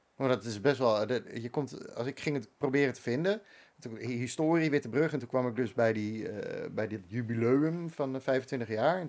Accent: Bakkum, North Holland, Netherlands; moved away as an adult; also born or lived in Amsterdam; now in Castricum, Netherlands; ik ben opgegroeid in Bakken

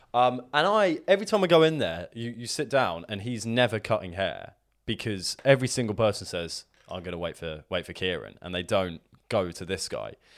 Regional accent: Hassocks, South East England, United Kingdom; moved away; my hometown of Hassocks

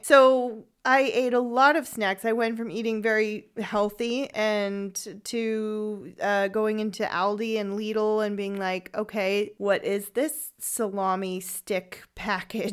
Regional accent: San Francisco, California, United States; moved away as an adult; also born or lived in Freiburg im Breisgau, Germany; now in Freiburg, Germany; I am from San Francisco, California

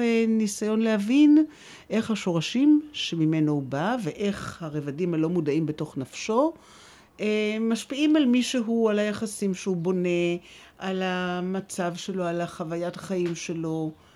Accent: Jerusalem, Jerusalem District, Israel; אני ישראלית, ואני ירושלמית, מצד אחד אה, שורשים עמוקים בירושלים

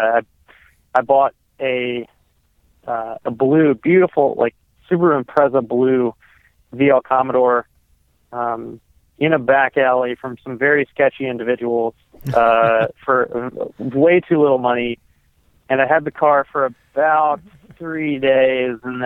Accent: North Carolina, United States; now in Charleston, United States; I was born in North Carolina.

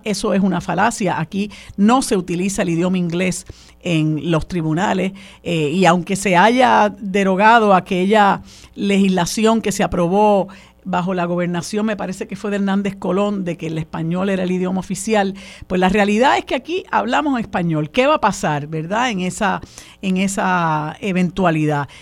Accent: Puerto Rico; first language Spanish; aquí yo me atrevería a decir que el 90% de nuestra gente no domina el inglés. Y aquí se habla español en todos los lugares. Es nuestra lengua materna

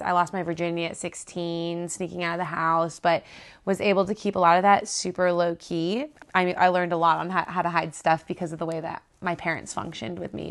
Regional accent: South Florida, United States; now in Auburn, United States; I grew up in South Florida in just crazy party town.

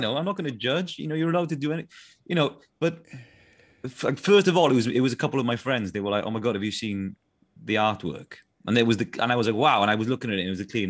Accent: South Wales, United Kingdom; accent: Welsh accent from South Wales; my Welsh accent from South Wales

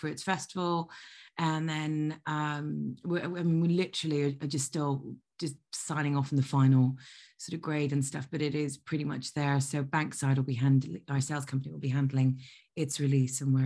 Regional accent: Ireland; also born or lived in Libya; being Irish

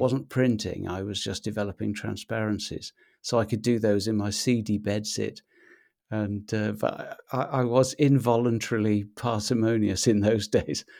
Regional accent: Wales, United Kingdom; now in Anglesey, United Kingdom; I grew up in Mid-Wales, uh, in a, a tiny little market town

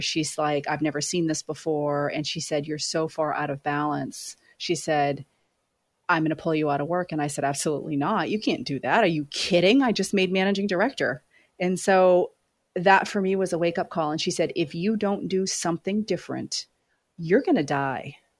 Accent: Maine, United States; moved away as an adult; also born or lived in Los Angeles; now in New York City, United States; I grew up in Maine

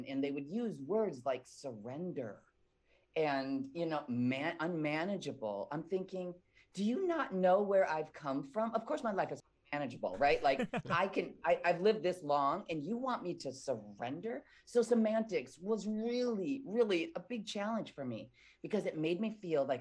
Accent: Midwest, United States; I was born and raised in the Midwest

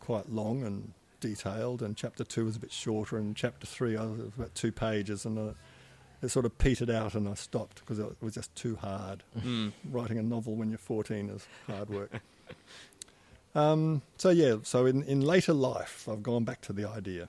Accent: Perth, Western Australia, Australia; moved away as an adult; also born or lived in London / Melbourne; now in East Gippsland, Australia; I grew up in Perth in the 50s and early 60s

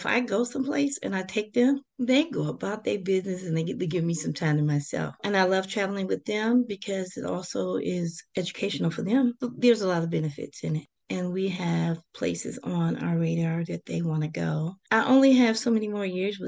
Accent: Detroit, Michigan, United States; I'm born and raised in Detroit, Michigan

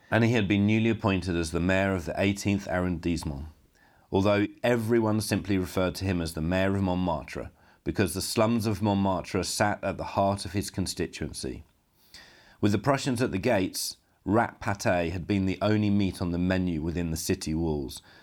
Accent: United Kingdom; now in Poland; a British filmmaker now living and working in Poland

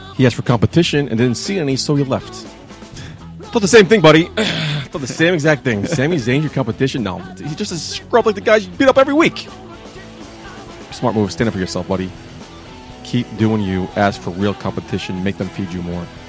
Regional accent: United States; I'm American

